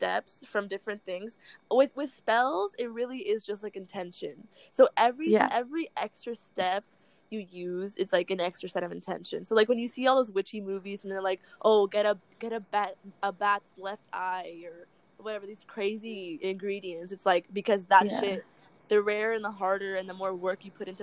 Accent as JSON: {"language": "English", "region": "Florida", "country": "United States", "moved": "yes", "said": "I'm from Florida"}